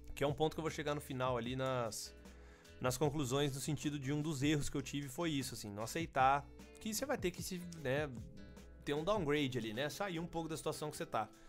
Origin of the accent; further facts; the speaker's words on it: São Carlos, São Paulo, Brazil; eu sou de São Carlos